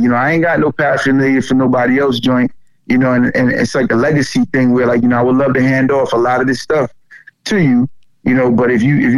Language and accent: English; New York City, New York, United States; I grew up in the Bronx during the 80s and the 90s.